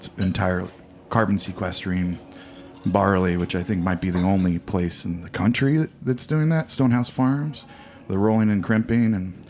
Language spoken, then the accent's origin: English; Indiana, United States; now in Hudson Valley, United States; I grew up in Indiana. I grew up with farming, millions of acres of corn and soybeans.